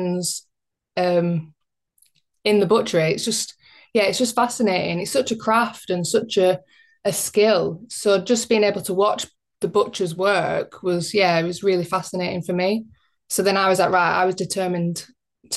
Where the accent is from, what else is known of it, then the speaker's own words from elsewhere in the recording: Bacup, North West England, United Kingdom; I grew up in Bacup, which is kind of like semi-rural. It's a small town in Rosendale, Lancashire